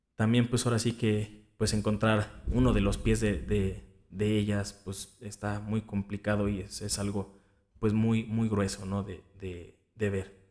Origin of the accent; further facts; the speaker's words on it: Cuernavaca, Morelos, Mexico; de donde yo soy, y que es aquí en Cuernavaca, Morelos